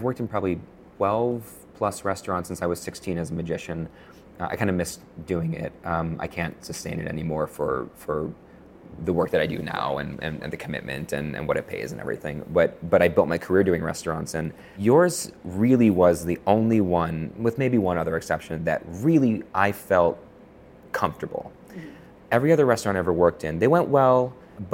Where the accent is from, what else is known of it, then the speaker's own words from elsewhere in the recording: Buffalo, New York, United States; now in Connecticut, United States; I came from Buffalo where there was a magician in every restaurant.